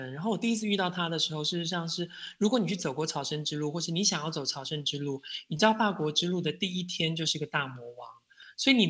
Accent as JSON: {"language": "Chinese", "country": "Taiwan", "said": "然后我就愣了一下，我想说：第一，你怎么知道我是台湾人？"}